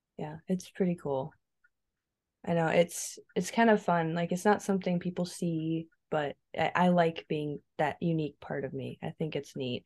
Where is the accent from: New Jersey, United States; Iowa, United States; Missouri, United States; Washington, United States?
Iowa, United States; now in South Dakota, United States; I was born in Iowa, and, um, I was adopted right from the hospital from my two parents, uh, Brad and Judy. And, um, we lived actually on a church campground, so that was kinda fun. My dad was a director, and so I got to spend my early childhood years, basically, like, in the forest